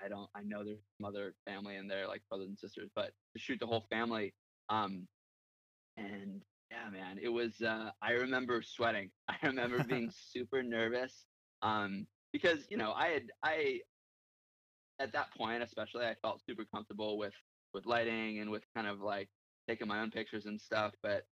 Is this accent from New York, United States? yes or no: no; San Diego, California, United States; moved away as an adult; I'm born and raised in San Diego. I actually moved around a lot as a kid, but born and raised in San Diego. Spent a lot of my childhood in San Diego.